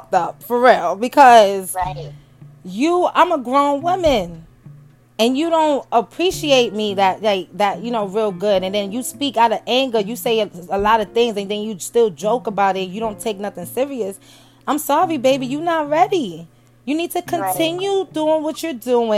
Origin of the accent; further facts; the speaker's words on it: New York, United States; moved away; I was born and raised in New York, from Brooklyn.